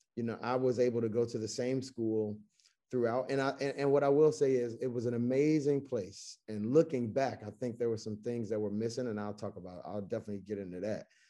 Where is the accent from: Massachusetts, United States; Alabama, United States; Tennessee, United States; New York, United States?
Tennessee, United States; Chattanooga; moved away as an adult; also born or lived in Greensboro, North Carolina / Baltimore, Maryland / Washington, D.C.; I'm born and raised in Chattanooga, Tennessee